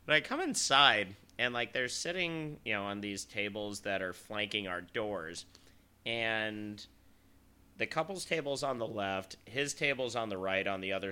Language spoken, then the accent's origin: English; Salt Lake City, Utah, United States; I'm from Salt Lake City. The altitude's a little higher